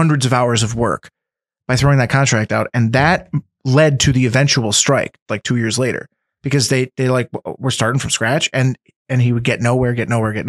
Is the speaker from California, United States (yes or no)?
no; Scranton, Pennsylvania, United States; I grew up in West Side. I didn't come from money